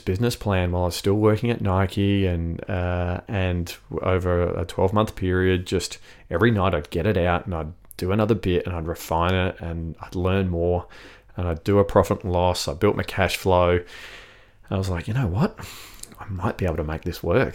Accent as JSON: {"language": "English", "region": "South Australia", "country": "Australia", "tie": "born or raised there", "also_born_or_lived": "Sydney, Australia / London, United Kingdom", "said": "I grew up here in South Australia"}